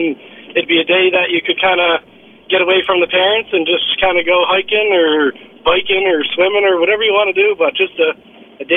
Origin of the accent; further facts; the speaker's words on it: Sydney Mines, Nova Scotia, Canada; I grew up in Cape Breton, and more specifically, I guess, in Sydney Mines, north side